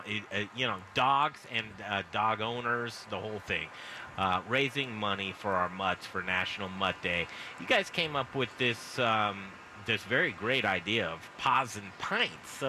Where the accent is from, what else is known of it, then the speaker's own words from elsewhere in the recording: United States; A, I am an American. I am a mutt.